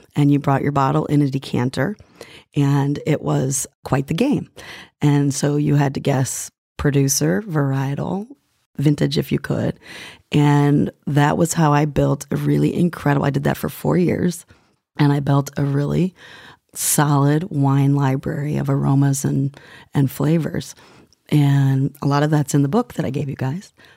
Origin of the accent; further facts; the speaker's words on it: Northeastern Ohio, United States; moved away as an adult; also born or lived in Perugia, Italy / England / West Coast, United States; I grew up actually in Northeastern Ohio and studied there, studied art